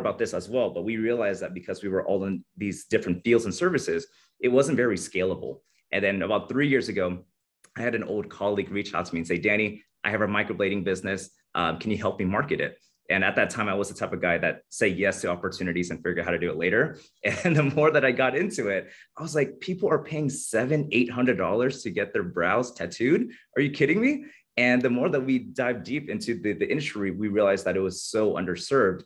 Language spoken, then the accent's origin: English; California, United States; moved away as an adult; now in Las Vegas, United States; I was born and raised in California